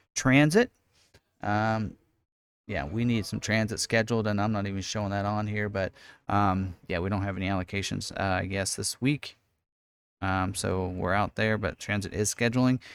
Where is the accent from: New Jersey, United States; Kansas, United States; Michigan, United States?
Kansas, United States; Lawrence; also born or lived in Salina, Kansas / Emporia, Kansas; I actually am born and raised in Lawrence, Kansas